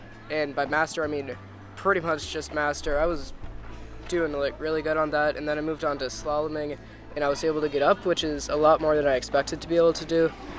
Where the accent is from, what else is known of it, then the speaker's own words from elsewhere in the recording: Northbrook, Illinois, United States; I'm from Northbrook, Illinois.